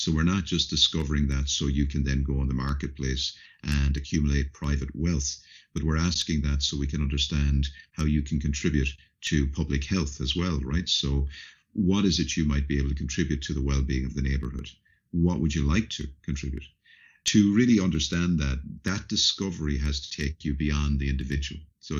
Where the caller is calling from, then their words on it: Dublin, Leinster, Ireland; I'm calling in from Dublin, Ireland today